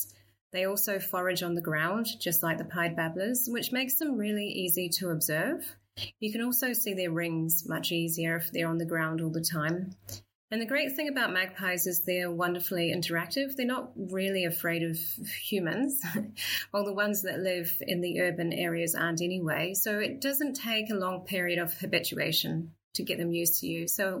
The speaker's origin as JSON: {"language": "English", "country": "New Zealand", "tie": "born or raised there", "also_born_or_lived": "Cambridge, United Kingdom", "moved": "yes", "lives_now": "Perth, Australia", "said": "I grew up in New Zealand"}